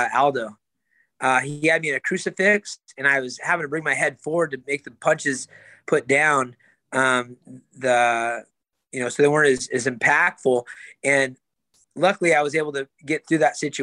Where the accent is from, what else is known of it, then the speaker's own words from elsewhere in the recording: California, United States; a sold out arena in my hometown